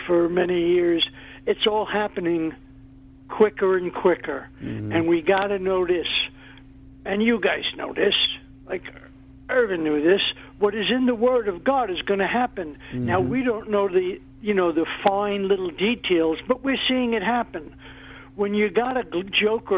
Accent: New York, United States; moved away as an adult; growing up in New York is kind of unique

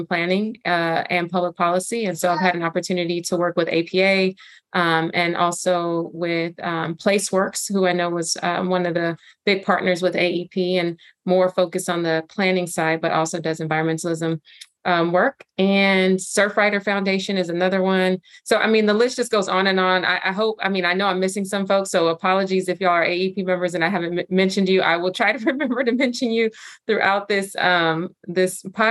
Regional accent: Los Angeles, California, United States; also born or lived in Inglewood / South Bay; I was born and raised in South LA, South Central specifically, which got renamed South LA, and grew up in Inglewood and South Central and the South Bay here in Los Angeles.

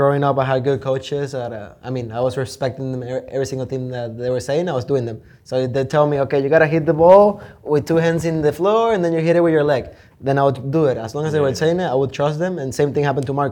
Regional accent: Valencia, Carabobo, Venezuela; moved away as an adult; now in United States; I'm originally from Valencia, Venezuela.

